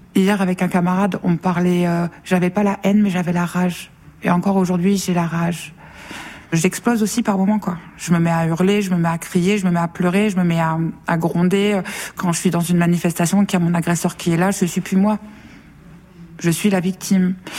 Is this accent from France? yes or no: yes; Nord, Hauts-de-France, France; je viens du Nord